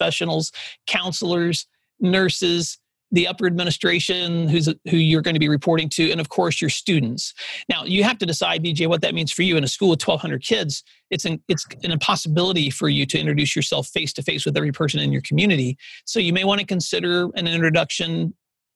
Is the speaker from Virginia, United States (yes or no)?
no; West Tennessee, United States; I grew up out in West Tennessee